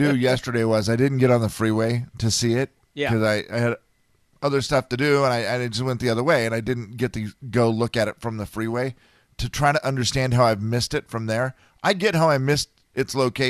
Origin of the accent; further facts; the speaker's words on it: Harrington, Washington, United States; moved away as an adult; also born or lived in Medical Lake, Washington; now in Spokane, United States; when I came from Harrington.